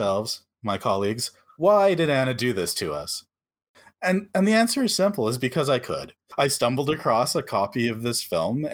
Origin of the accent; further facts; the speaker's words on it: Canada; I'm Canadian